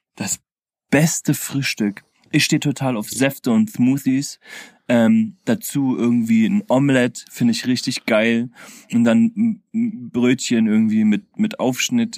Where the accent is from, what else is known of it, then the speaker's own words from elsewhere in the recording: Berlin, Germany; als Berliner